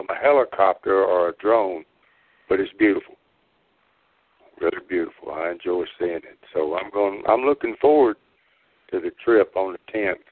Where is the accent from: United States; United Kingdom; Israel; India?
United States; the South; I'm from the South, used to be in the South